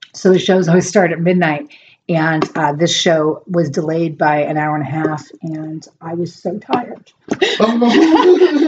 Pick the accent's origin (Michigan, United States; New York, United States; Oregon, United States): Oregon, United States; Portland; also born or lived in Dallas / Austin; I'm not from the South. I'm from Oregon, mm. but um, I'm from Portland.